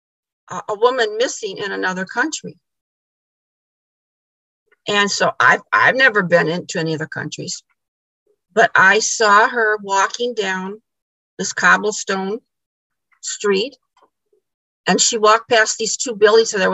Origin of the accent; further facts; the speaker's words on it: Illinois, United States; now in Michigan, United States; I'm originally from Illinois